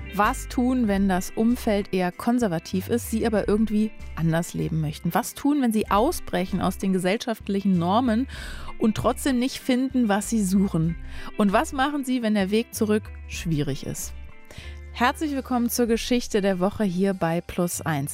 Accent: Berlin, Germany; ich bin nur um die Ecke von Christiane F. aufgewachsen in Berlin-Neukölln in einer Gruppierstadt, also so eine Hochhaussiedlung

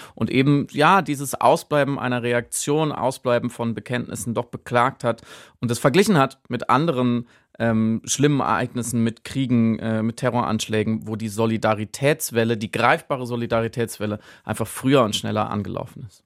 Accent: Germany; ich jetzt als Deutscher und Enkel eines Wehrmachtssoldaten

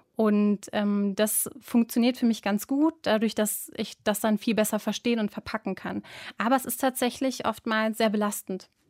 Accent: Duisburg, North Rhine-Westphalia, Germany; aus Duisburg, habe ich doch gesagt. Duisburg-Rheinhausen.

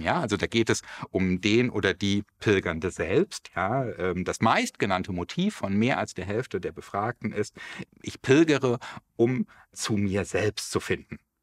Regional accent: Germany; hier bei uns in Deutschland

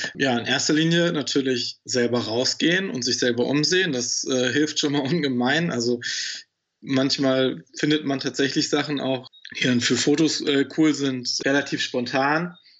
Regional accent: Germany; in meinen Homegrounds, in meiner Heimat hier im Harz

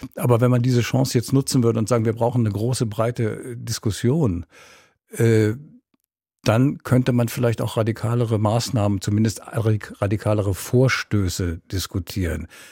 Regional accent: Berlin, Germany; als Berliner

